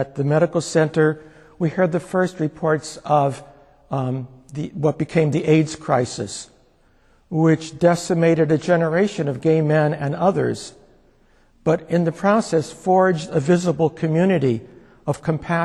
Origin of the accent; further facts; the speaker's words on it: Scranton, Pennsylvania, United States; my hometown of Scranton